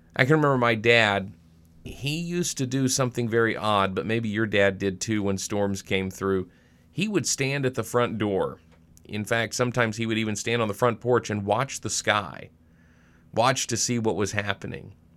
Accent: Arkansas, United States; now in Monroe, Wisconsin, United States; I grew up in Arkansas

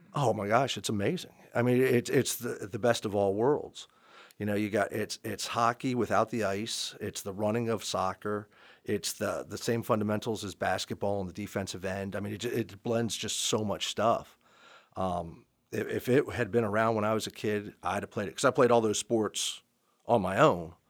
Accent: Montgomery Village, Maryland, United States; moved away as an adult; also born or lived in Anne Arundel County, Maryland / Gaithersburg, Maryland; now in Frederick County, United States; I grew up in Montgomery Village

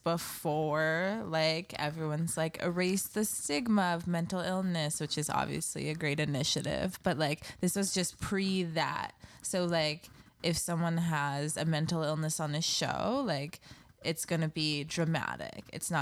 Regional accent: Canada; in Canada, like, I've never seen a gun in real life.

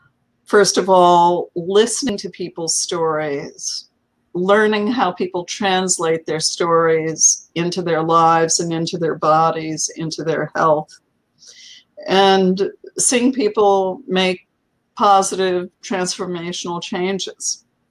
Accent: New Jersey, United States; It was in central New Jersey, the Garden State.

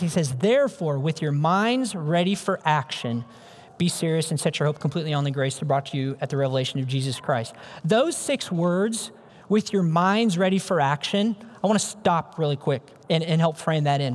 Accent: Ames, Iowa, United States; I'm an Iowa kid, born and raised. I grew up in Ames, Iowa. That's home for me.

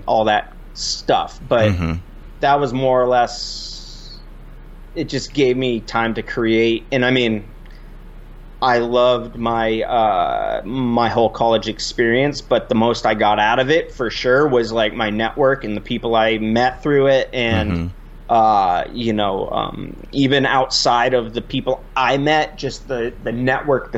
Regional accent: Vermont, United States; I'm from Vermont here, and born and raised here

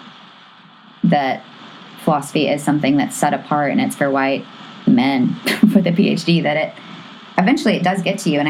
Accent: the South, United States; I grew up in the South

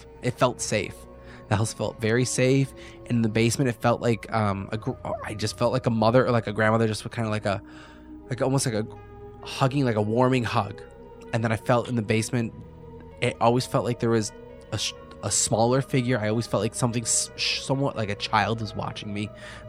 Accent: Lockport, United States; I grew up in Lockport from like birth to like teenage years.

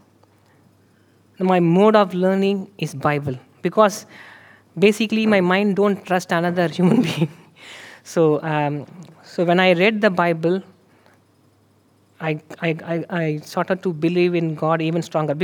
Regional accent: India; moved away; I am from India

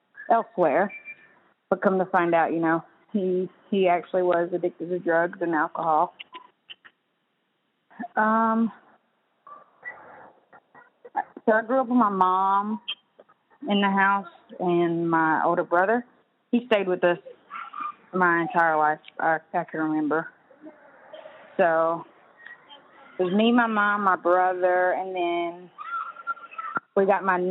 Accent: Cherokee, North Carolina, United States; I grew up in Cherokee, North Carolina, Paint Town community, with my mom mostly

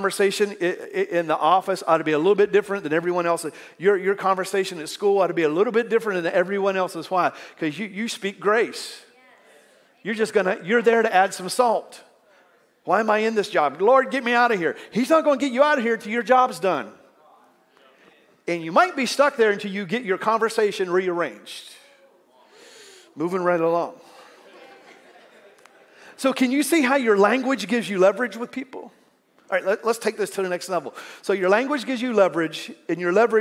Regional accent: United States; accent: southern

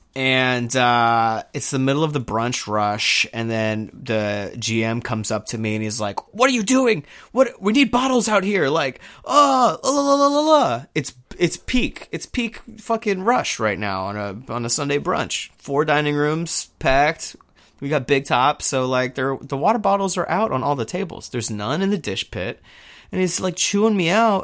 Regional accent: Houston, Texas, United States; moved away; I'm from Houston. I was in Houston when Hurricane Harvey hit

